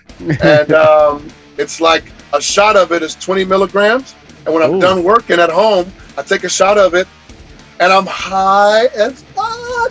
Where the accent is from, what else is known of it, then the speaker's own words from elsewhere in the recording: Kansas City, Missouri, United States; I'm from Kansas City